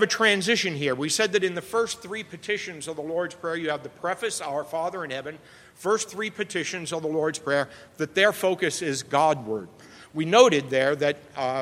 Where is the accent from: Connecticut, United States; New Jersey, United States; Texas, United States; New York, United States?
New York, United States; New York City; I grew up in the Bronx